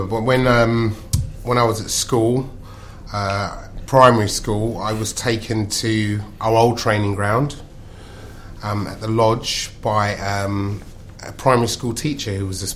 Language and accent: English; London, United Kingdom; I was brought up in South London